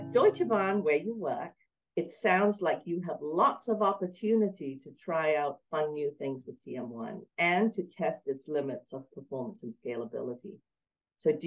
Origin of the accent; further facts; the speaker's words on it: Denmark; I was born in Denmark.